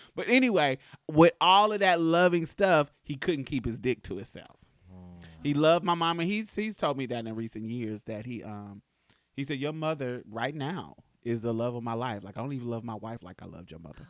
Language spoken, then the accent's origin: English; Boston, Massachusetts, United States; I grew up in Boston too